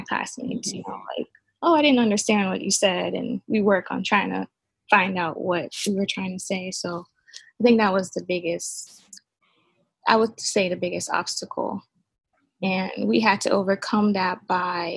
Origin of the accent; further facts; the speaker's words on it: Jamaica; now in Norfolk, United States; I'm from Jamaica, so, you know, coming to Virginia and going to ODU